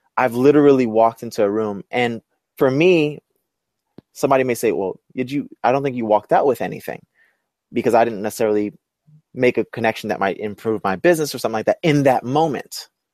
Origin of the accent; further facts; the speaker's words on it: New York City, New York, United States; I'm from Brooklyn.